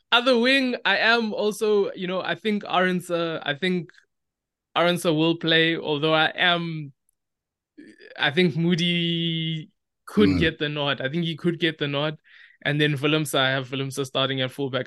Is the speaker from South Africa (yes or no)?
yes; South Africa; as South African rugby fans, all we do is we love to speculate